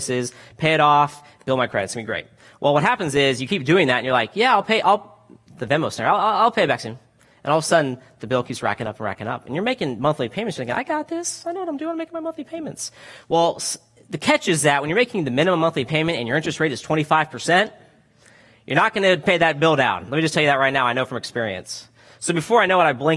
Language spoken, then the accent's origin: English; Florida, United States; now in California, United States; I'm from Florida originally. Went to Florida State